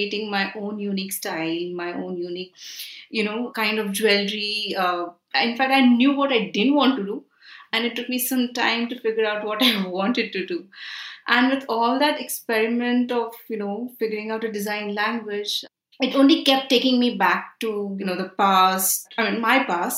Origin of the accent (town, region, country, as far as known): India; born or raised there; also born or lived in Milan